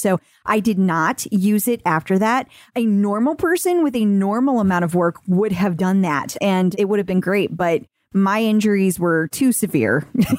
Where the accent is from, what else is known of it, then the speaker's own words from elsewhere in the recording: Midwest, United States; It also doesn't help that we're also from the Midwest. Wisconsin is Midwest. Yeah. So we're in St. Louis, Missouri